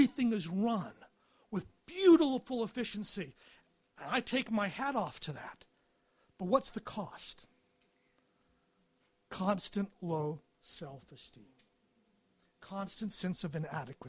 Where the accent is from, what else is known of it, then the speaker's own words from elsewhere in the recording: United States; moved away as an adult; also born or lived in England / Edinburgh; now in United Kingdom; I'm an American